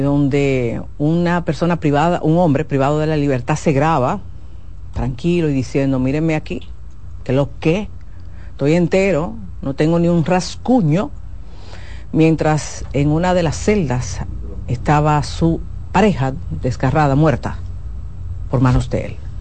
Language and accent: Spanish; Dominican Republic